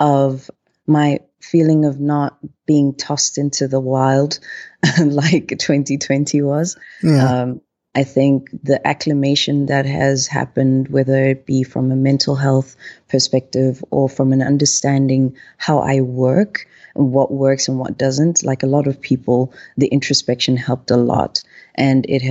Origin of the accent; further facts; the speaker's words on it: South Africa; moved away as an adult; now in Minneapolis, United States; I am originally from South Africa and I've been based in the US for almost 5 years, 6 months, and a couple of days.